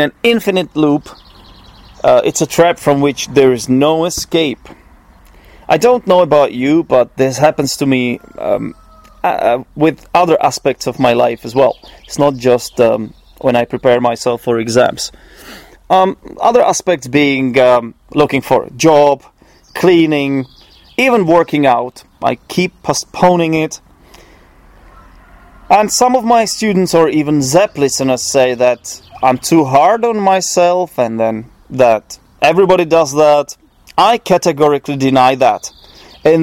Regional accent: Poděbrady, Central Bohemian Region, Czechia; English is a second language; I'm not exactly from Prague. I come from Poděbrady, which is 50 kilometers east of Prague

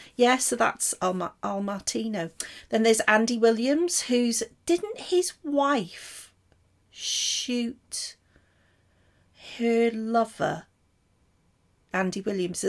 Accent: Welsh, Wales, United Kingdom; I'm Welsh as well

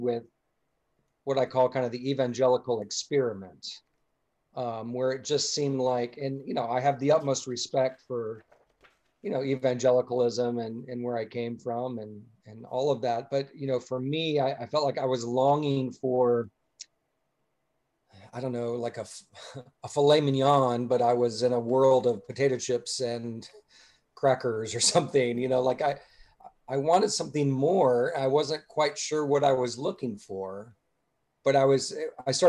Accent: Atlanta, Georgia, United States; I grew up mostly in Dr. Charles Stanley's church in Atlanta

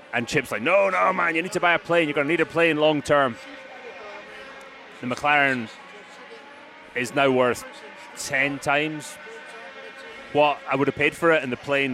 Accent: Broxburn, Scotland, United Kingdom; first language English; Broxburn, Scotland, 19th of May, 1973.

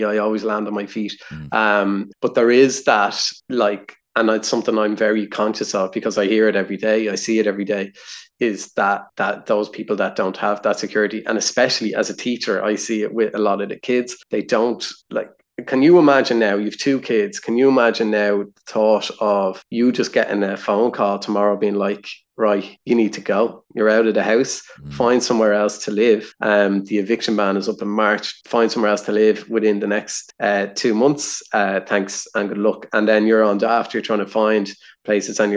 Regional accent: Ireland; as Irish people

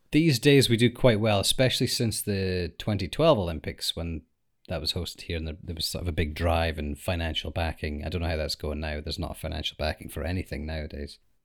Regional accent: United Kingdom; we're from the United Kingdom

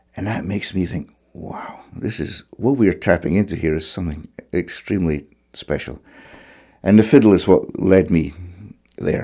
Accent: Clackmannan, Scotland, United Kingdom; moved away as an adult; also born or lived in Alloa / Cape Breton; I was growing up in Clackmannan, which is in central Scotland

